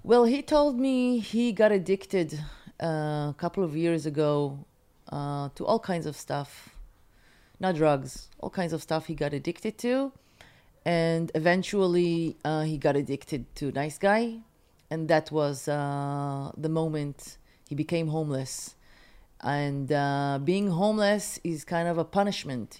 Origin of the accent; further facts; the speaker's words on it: Haifa, Haifa District, Israel; moved away as an adult; now in Tel Aviv, Israel; When I was growing up in Haifa